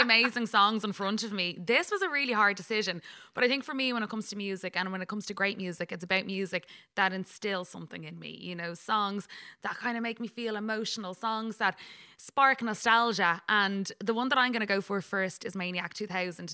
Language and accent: English; Ireland; we're a nation. You know, we're a nation of messers